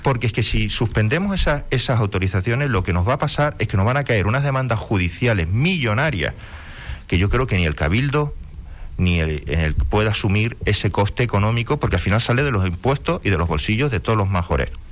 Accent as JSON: {"language": "Spanish", "region": "Canary Islands", "country": "Spain"}